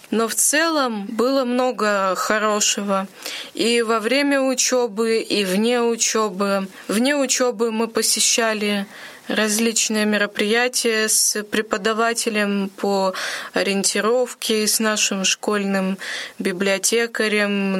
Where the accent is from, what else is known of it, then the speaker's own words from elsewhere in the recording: Monchegorsk, Murmansk Oblast, Russia; also born or lived in Volokolamsk; now in Ulyanovsk, Russia; Я приехала в Ульяновск из города Манчегорска. Это Мурманская область. Я там родилась.